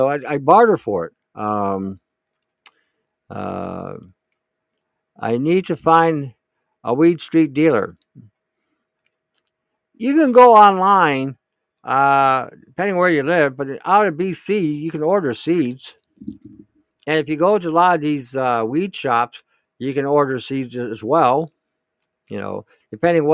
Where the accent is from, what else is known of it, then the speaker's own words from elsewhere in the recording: Detroit, Michigan, United States; moved away; I grew up in Michigan, and I grew up in the Detroit area, in one of the ghettos in Detroit